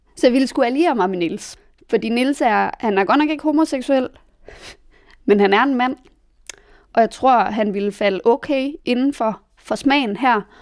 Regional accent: Denmark; moved away as an adult; now in Berlin, Germany; mine venner hjemme i Danmark

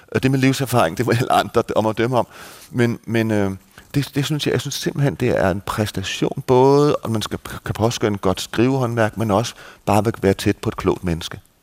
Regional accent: Denmark; now in Malta

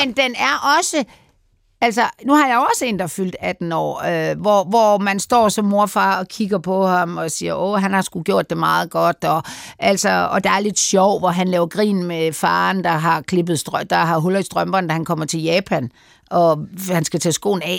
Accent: Denmark; vi som danskere

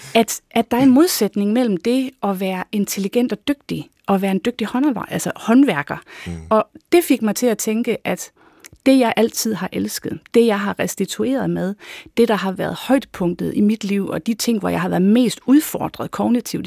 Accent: North Jutland, North Denmark Region, Denmark; moved away; jeg er da nordjyde i mit sind

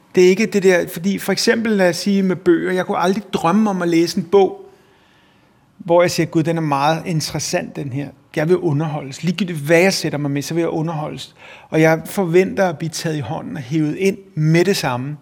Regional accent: Copenhagen, Capital Region of Denmark, Denmark; born or raised there

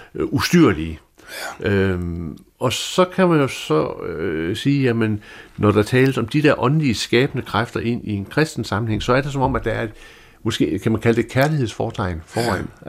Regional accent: Denmark; som jyde

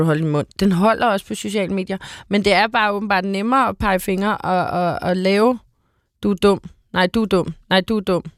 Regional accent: Copenhagen, Capital Region of Denmark, Denmark; også som københavner

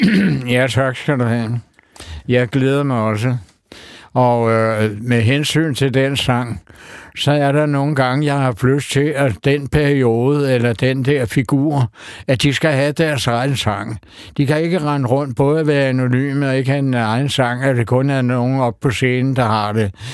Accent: Copenhagen, Capital Region of Denmark, Denmark; da jeg var dreng og boede i Sydhavnen

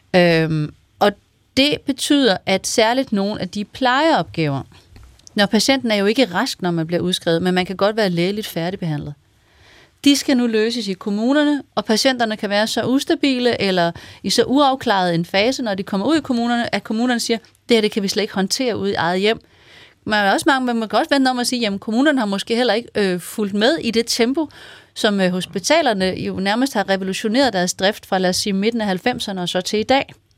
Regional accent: Vendsyssel, North Denmark Region, Denmark; jeg kommer fra Vendsyssel

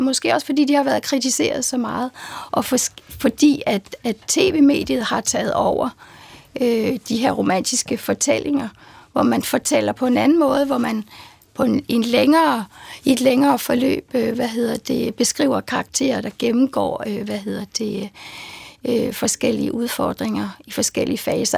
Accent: Horsens, Central Denmark Region, Denmark; jeg kommer fra Horsens

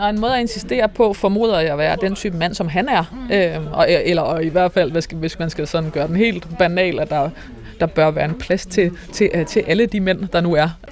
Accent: Northwest Jutland, North Denmark Region, Denmark; jeg kommer fra Nordvestjylland

